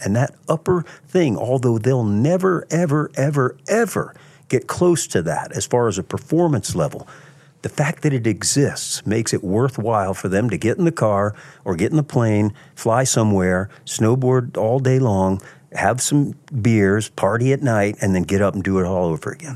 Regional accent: Virginia Beach, Virginia, United States; I grew up in Virginia Beach, Virginia, at the beach

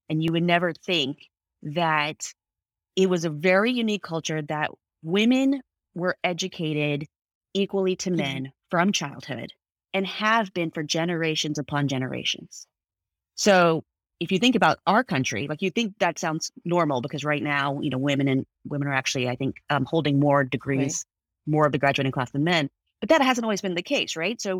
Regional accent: United States; I'm Indian American. My parent, I'm first generation American. My parents uh, immigrated here in the early '70s

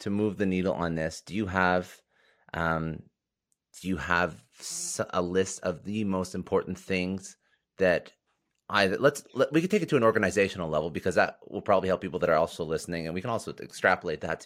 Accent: Canada; I'm Canadian

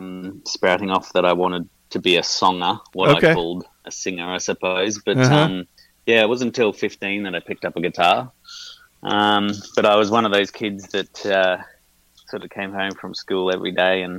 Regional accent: Brisbane, Queensland, Australia; now in Melbourne, Australia; I grew up in Brisbane

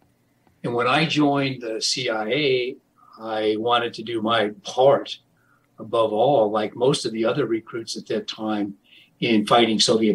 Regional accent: Iowa, United States; moved away as an adult; now in Texas, United States; my home state of Iowa

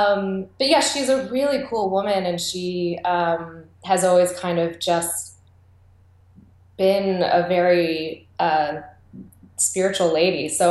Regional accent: Michigan, United States; I was actually very lucky growing up in Michigan.

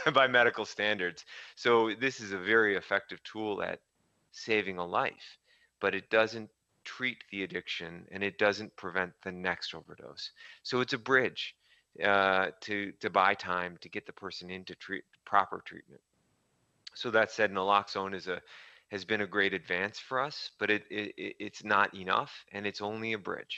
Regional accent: Minnesota, United States; I'm from Minnesota

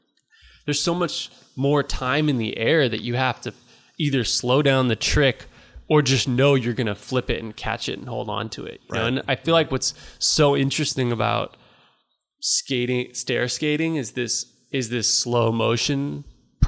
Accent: Napa, California, United States; We grew up in Napa together skating

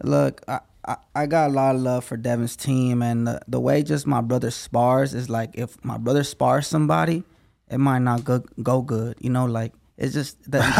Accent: Las Vegas, Nevada, United States; I'm from Las Vegas

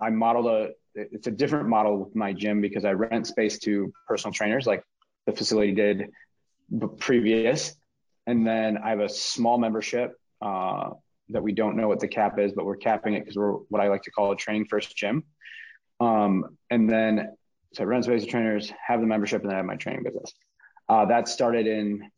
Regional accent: Minneapolis, Minnesota, United States; Minneapolis, where I am from Minnesota

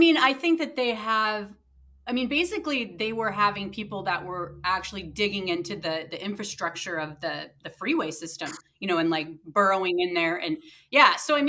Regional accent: Ireland; I mean, I'm Irish, so I was like

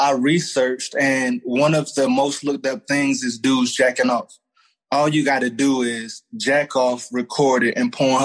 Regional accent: Raleigh, North Carolina, United States; I'm from Raleigh, North Carolina

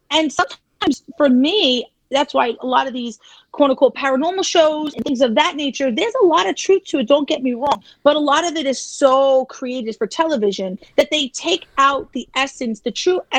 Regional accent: New York City, New York, United States

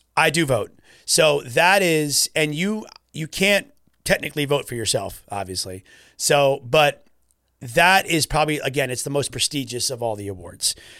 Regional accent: Florida, United States; we're from Florida, pretty far from the U K

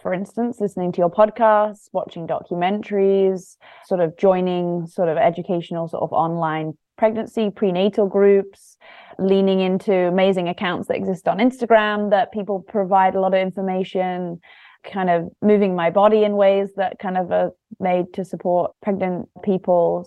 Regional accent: London, United Kingdom; moved away as an adult; also born or lived in south coast of England; now in Los Angeles, United States; I grew up in London, very much kind of city sort of childhood

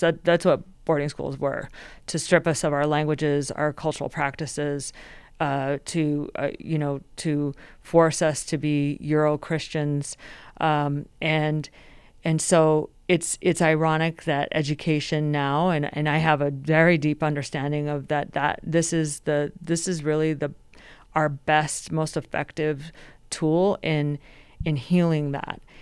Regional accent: Denver, Colorado, United States; also born or lived in Michigan; I actually grew up here in Denver, so even though I am originally from Michigan

